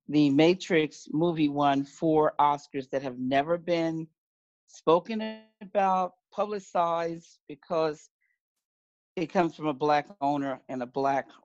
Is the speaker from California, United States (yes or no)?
no; New York, United States; I'm a New Yorker from New York.